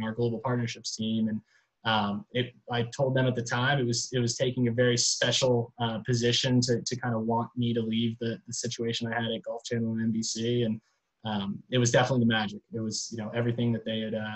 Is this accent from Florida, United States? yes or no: yes; Gainesville, Florida, United States; I grew up in Gainesville, Florida, about an hour and a half up the road from Orlando.